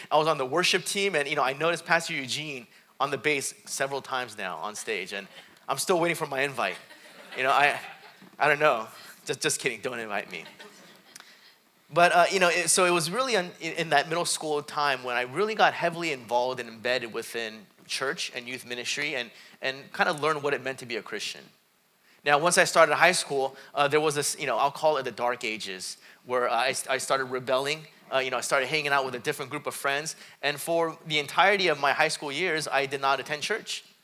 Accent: South Korea; born there; I was born in Korea. Uh, both my dad's side and my mom's side, they, were, eh, they were Buddhists. So I remember as a young kid, we'd go to Buddhist temples.

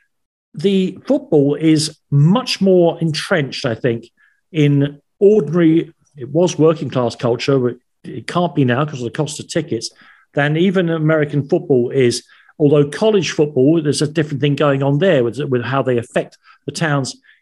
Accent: London, United Kingdom; moved away as an adult; now in Ireland; I was born and brought up in Islington.

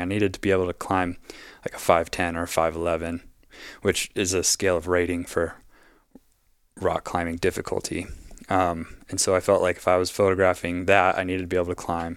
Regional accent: Wyoming, United States; also born or lived in Southern Colorado; now in Oregon, United States; I'm from Wyoming

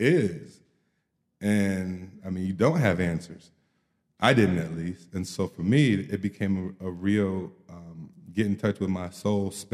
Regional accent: Kalamazoo, Michigan, United States; also born or lived in East Lansing, Michigan; back in Kalamazoo, my hometown

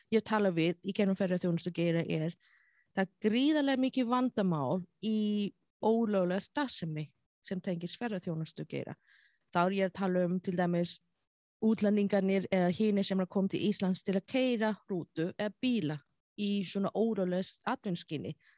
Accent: China; Icelandic is a second language; moved away as an adult; also born or lived in Egypt; now in Iceland; ég tala kynversku, ég er frá Asjú

